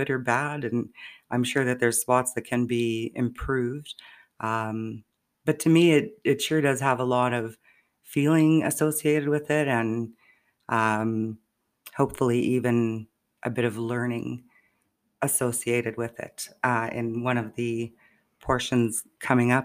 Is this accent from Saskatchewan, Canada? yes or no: yes; Saskatchewan, Canada; moved away; I will be back home in Saskatchewan, visiting my mom